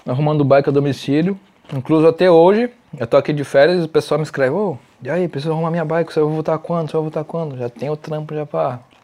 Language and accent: Portuguese; São Caetano do Sul, São Paulo, Brazil; born or raised there; moved away as an adult; also born or lived in Santo André, Brazil; now in Santiago, Chile